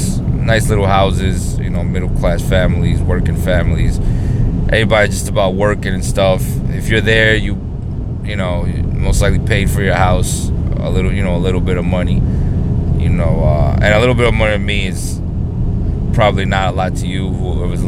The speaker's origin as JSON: {"language": "English", "town": "New York City", "region": "New York", "country": "United States", "tie": "born or raised there", "said": "I grew up in the hood. I grew up in New York City"}